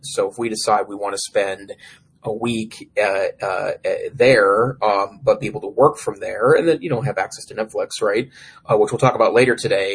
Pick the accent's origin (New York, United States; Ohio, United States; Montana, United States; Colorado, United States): Montana, United States; Great Falls; Great Falls, Montana, my hometown